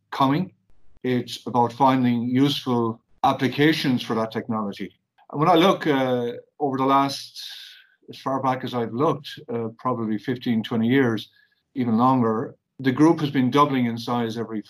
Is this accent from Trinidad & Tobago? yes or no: no; Ireland; We're Irish people. We're proud of it